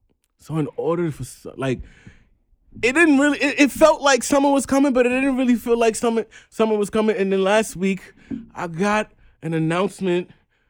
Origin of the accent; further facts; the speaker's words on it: New York City, New York, United States; As a New Yorker